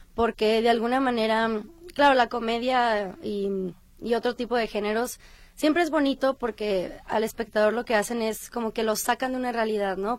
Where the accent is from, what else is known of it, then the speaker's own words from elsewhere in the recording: Colima, Mexico; now in Guadalajara, Mexico; yo realmente soy de Colima, pero he vivido aquí muchísimo tiempo